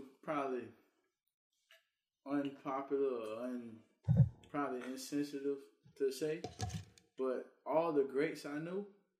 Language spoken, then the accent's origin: English; Louisiana, United States; I'm from Louisiana and he from Philly, but I feel that our ancestors is put together